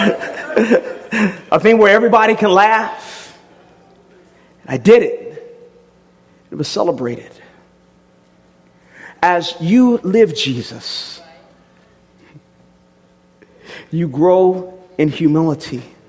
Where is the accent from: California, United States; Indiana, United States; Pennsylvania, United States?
California, United States; Southern; I grew up in Southern California